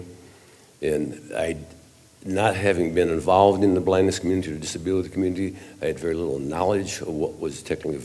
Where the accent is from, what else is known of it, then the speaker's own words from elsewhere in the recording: central Wisconsin, United States; now in Eau Claire, United States; I'm from Eau Claire, Wisconsin, which is 90 miles east of Minneapolis, St. Paul, but I was born and raised in central Wisconsin.